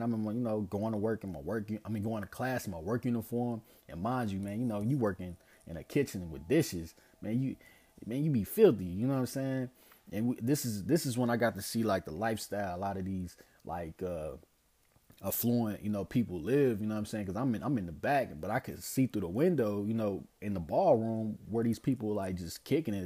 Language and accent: English; St. Louis, Missouri, United States; growing up in Saint Louis